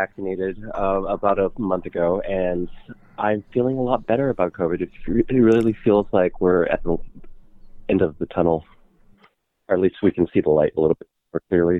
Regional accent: Los Angeles, California, United States; Hello everyone … I'm from Los Angeles. I'm a business owner here, Asian American

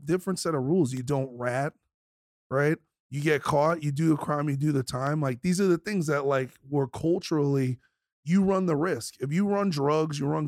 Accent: New York City, New York, United States; I grew up in South Brooklyn

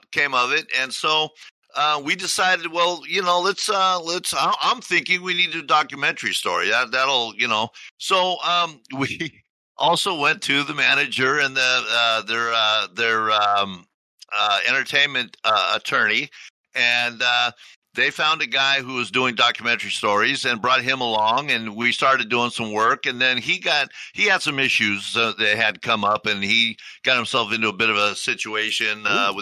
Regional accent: Tacoma, Washington, United States; we're from Tacoma. You know, we were born and raised here.

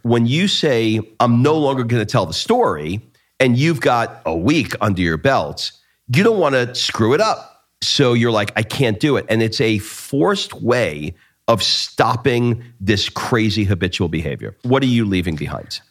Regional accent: New York, United States; growing up in New York, most of the Italians that were around me, my family included, were from the Naples area of Italy

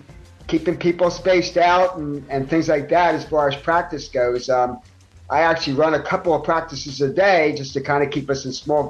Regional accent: Philadelphia, Pennsylvania, United States; I grew up in North Philadelphia. I grew up in Olney section of Philadelphia

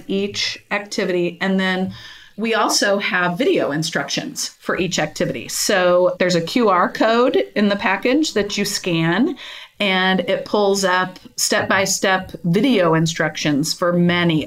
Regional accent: Kansas City, United States; I'm from Kansas City, grew up around here

